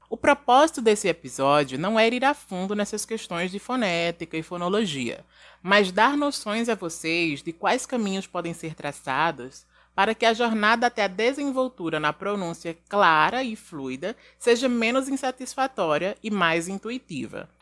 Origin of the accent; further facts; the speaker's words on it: Brazil; accent: Brazilian; muito dificilmente vamos perder o nosso sotaque de brasileiro